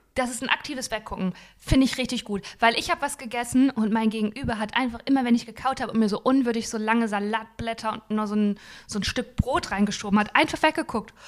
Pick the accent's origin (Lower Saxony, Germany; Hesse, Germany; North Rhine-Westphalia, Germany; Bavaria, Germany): North Rhine-Westphalia, Germany; Dinslaken; Ich komme ja aus Dienstlaken, das ist ja an der Nähe, in der Nähe vom Ruhrgebiet